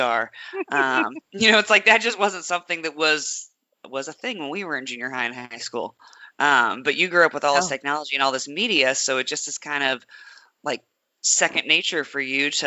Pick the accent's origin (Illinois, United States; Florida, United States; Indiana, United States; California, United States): Indiana, United States; Indianapolis; I am from Indianapolis